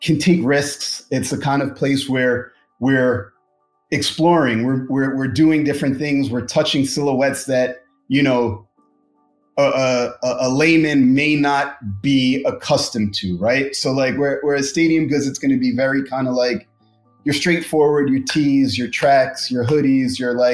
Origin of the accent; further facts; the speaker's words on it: New York, United States; moved away as an adult; now in Los Angeles, United States; I'm a New York kid from the 90s and aughts